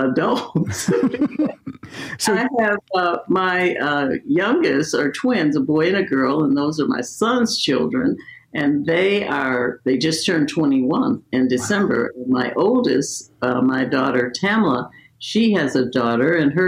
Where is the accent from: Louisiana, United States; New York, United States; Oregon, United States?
Louisiana, United States; New Orleans; now in Beverly Hills, United States; I was born in New Orleans, Louisiana. And so as a result of that, you know, we lived in a very small house